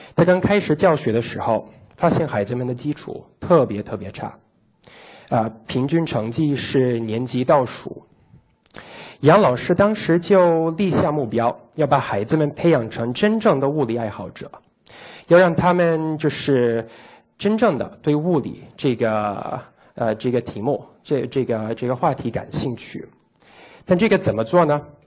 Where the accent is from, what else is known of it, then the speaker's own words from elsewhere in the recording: United States; Chinese is a second language; moved away as an adult; also born or lived in Italy (ancestry); now in China; 我是在美国出生的，长大的，但是我老家是在意大利